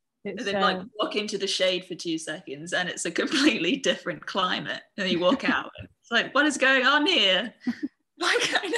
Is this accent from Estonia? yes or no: no; Singapore; I'm from Singapore.